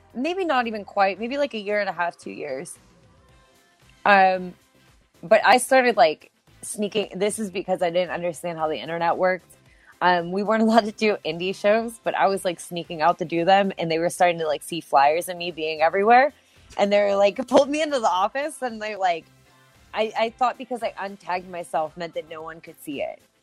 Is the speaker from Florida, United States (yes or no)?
no; Pittsburgh, Pennsylvania, United States; moved away as an adult; my hometown of Pittsburgh, PA